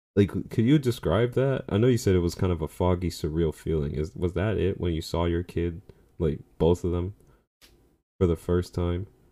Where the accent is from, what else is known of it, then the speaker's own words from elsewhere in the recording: New York, United States; as a New Yorker